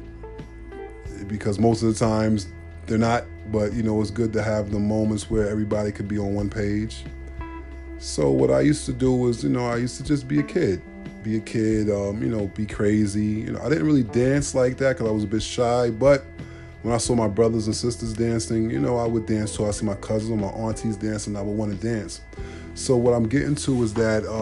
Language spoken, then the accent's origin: English; New York City, New York, United States; I'm from Brooklyn